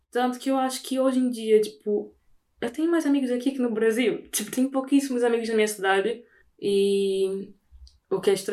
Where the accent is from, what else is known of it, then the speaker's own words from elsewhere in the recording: Portugal; now in Brazil; primeiro sendo português, é totalmente diferente. Eu falo ia.